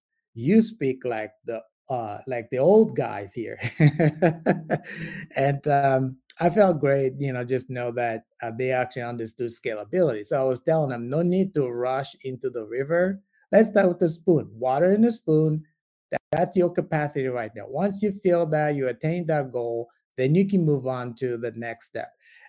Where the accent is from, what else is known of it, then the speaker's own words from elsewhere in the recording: DR Congo; I'm originally from the Congo, so I do projects with the Congo a lot. I do have a company over there, and it's in agribiz, agriculture business.